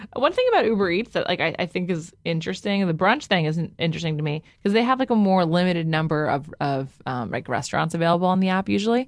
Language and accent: English; New York, United States; I'm from the Upper West Side